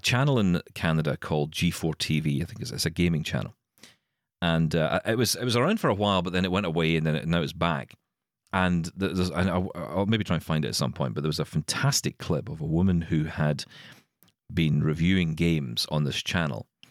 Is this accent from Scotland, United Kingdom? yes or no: yes; Glasgow, Scotland, United Kingdom; I'm from Glasgow